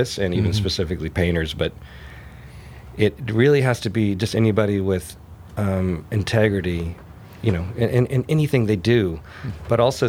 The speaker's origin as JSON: {"language": "English", "town": "Mount Pleasant", "region": "South Carolina", "country": "United States", "tie": "born or raised there", "also_born_or_lived": "Charleston, South Carolina / Rhode Island / New York / Paris", "moved": "as an adult", "said": "I grew up in Mount Pleasant in the old village, and happily it was really a great place to grow up, and I happened to move downtown when I was 14"}